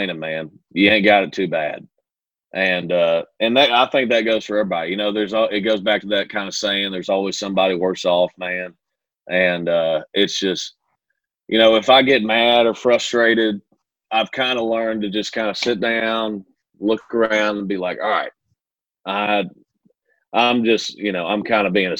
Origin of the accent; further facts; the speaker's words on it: Kentucky, United States; moved away as an adult; now in Nashville, United States; growing up in Kentucky